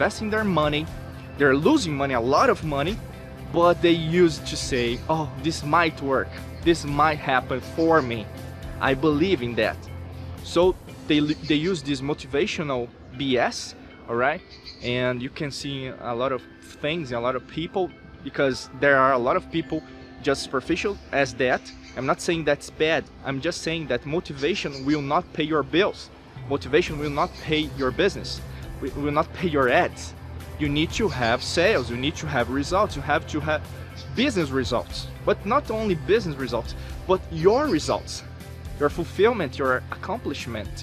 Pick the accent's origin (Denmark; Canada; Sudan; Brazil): Brazil; I'm from Brazil